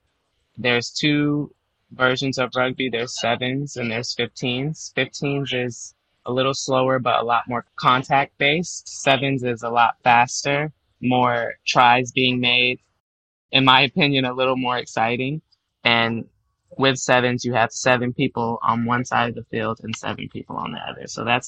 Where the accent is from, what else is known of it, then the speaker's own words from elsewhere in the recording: Charlotte, North Carolina, United States; eventually settled in Charlotte, North Carolina, once my parents had a divorce. And so from there, I was raised in Charlotte and then attended UNC Chapel Hill. So spent a lot of my growing up years in North Carolina.